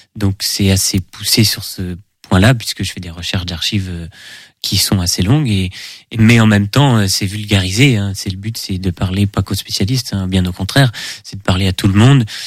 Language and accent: French; Segré, Pays de la Loire, France; also born or lived in Angers; je suis né euh, à Angers, mais j'ai toujours vécu à Segré